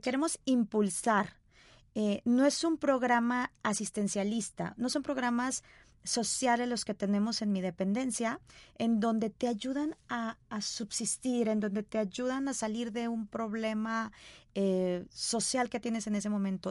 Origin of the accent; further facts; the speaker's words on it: Sonora, Mexico; now in Guadalajara, Mexico; soy sonorense de nacimiento, pero tapatía de corazón.